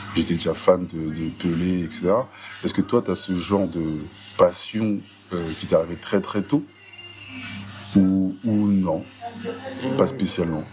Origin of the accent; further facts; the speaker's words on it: Sarcelles, Île-de-France, France; je suis né à Sarcelles en août 90